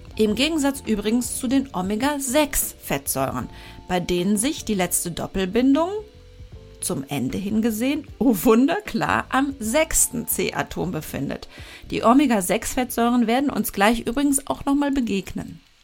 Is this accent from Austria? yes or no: no; Germany; bei uns in Deutschland